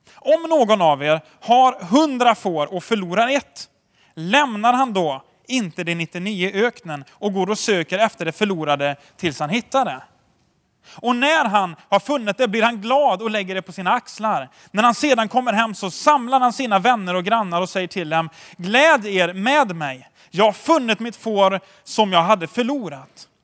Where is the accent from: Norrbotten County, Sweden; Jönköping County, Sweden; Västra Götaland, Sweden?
Västra Götaland, Sweden; Tidaholm; jag är uppväxt i Tidaholm